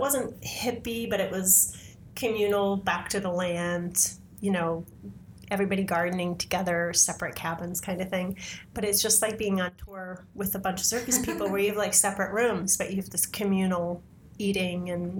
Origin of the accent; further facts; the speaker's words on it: Huntington, Massachusetts, United States; moved away; also born or lived in San Francisco; I was born and raised in Huntington, Massachusetts, which is basically where you can't get anywhere to there. You know, it's the middle of nowhere.